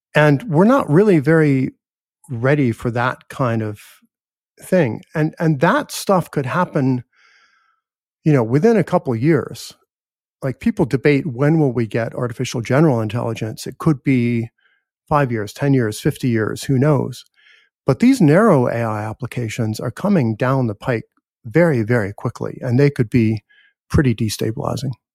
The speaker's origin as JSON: {"language": "English", "country": "United States", "said": "I'm American"}